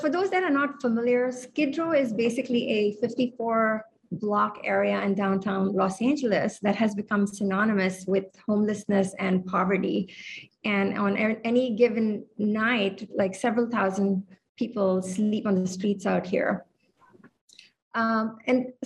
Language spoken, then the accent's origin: English; India; moved away as an adult; also born or lived in Hawaii / Mongolia; now in Honolulu, United States; I was raised in India, but I've lived on the islands since the 1990s